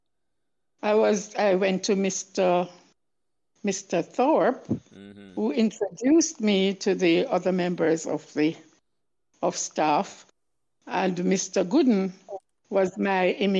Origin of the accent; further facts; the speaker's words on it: St. Ann, Saint Ann, Jamaica; I'm really a country girl. I am from St. Anne